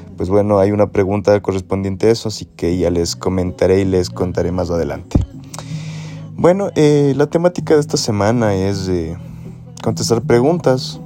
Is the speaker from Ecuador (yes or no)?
yes; Ecuador; soy de Ecuador.